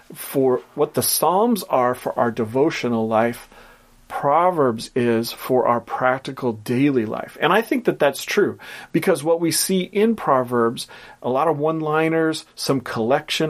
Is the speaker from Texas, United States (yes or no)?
no; Portland, Oregon, United States; which is a company from my hometown, Portland, Oregon